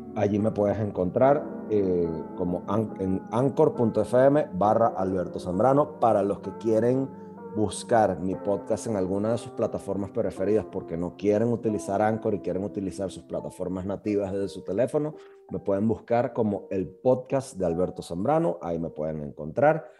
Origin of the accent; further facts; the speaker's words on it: Venezuela; Soy un ciudadano venezolano